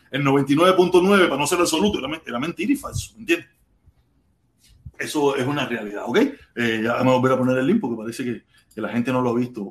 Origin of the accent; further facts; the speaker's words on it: Pinar del Río, Cuba; yo soy pinareño